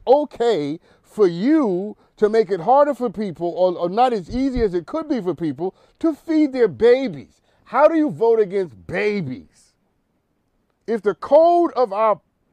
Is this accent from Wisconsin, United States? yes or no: no; New York City, New York, United States; I'm from Harlem